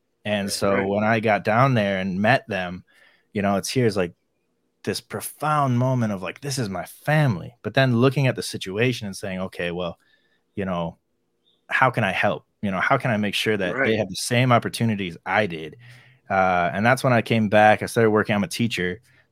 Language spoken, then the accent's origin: English; Ann Arbor, Michigan, United States; also born or lived in Chile; I grew up in Ann Arbor, Michigan